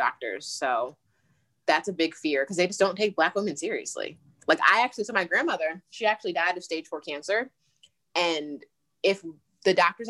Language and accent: English; Maryland, United States; moved away as an adult; also born or lived in Tampa; I grew up in Maryland.